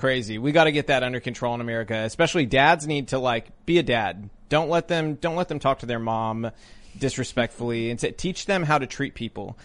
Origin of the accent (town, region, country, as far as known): Tennessee, United States